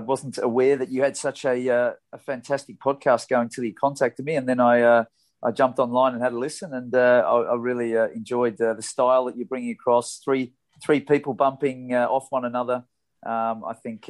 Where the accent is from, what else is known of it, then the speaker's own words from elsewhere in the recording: Melbourne, Victoria, Australia; the club where I grew up in Melbourne in the eastern suburbs